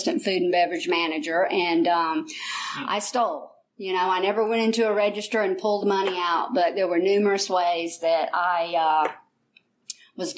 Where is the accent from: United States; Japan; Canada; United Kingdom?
United States; I'm from Fayette County originally